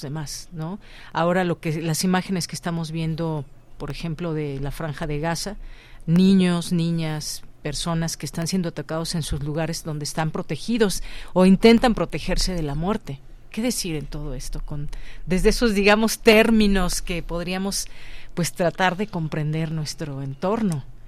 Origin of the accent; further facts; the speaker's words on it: Mexico; como mexicanos